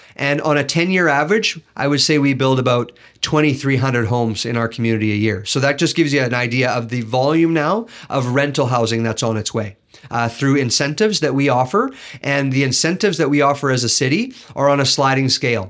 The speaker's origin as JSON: {"language": "English", "town": "Kelowna", "region": "British Columbia", "country": "Canada", "tie": "born or raised there", "said": "I grew up in Rutland, and I, I, I learned there that you look out for one another"}